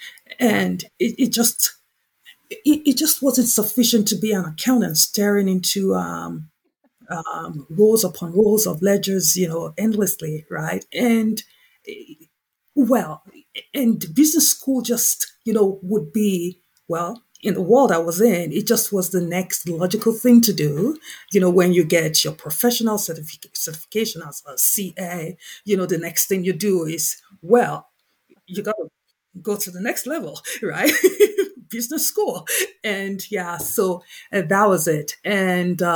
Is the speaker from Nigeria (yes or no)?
yes; Nigeria; the primary industry in my home country, Nigeria